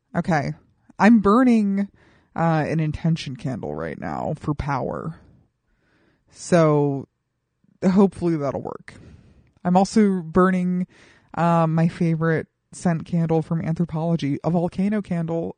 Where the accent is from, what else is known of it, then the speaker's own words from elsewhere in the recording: Colorado Springs, Colorado, United States; my hometown of Colorado Springs, Colorado